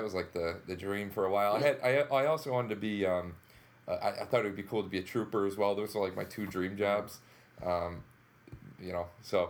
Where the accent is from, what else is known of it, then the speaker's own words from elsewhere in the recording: Utica, New York, United States; moved away as an adult; also born or lived in Frankfort, New York / Indian Lake, New York; Yeah, everybody's from Utica. I'm from Utica.